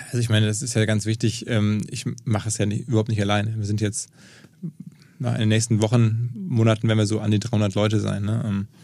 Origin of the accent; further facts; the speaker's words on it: Essen, North Rhine-Westphalia, Germany; moved away as an adult; now in Hamburg, Germany; gebürtig aus Essen im Ruhrgebiet, seit über 20, ja, fast 20 Jahren jetzt hier, wie viele sind jetzt genau? 22 Jahre in Hamburg